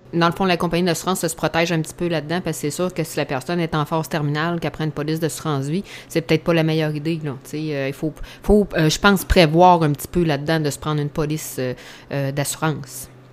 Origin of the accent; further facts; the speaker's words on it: Saint-Pamphile, Quebec, Canada; je suis de Bellechasse, là, Saint-Pamphile